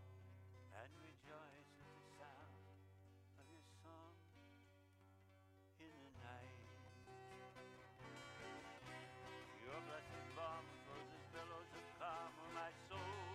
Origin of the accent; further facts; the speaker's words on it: Idaho, United States; I come from Idaho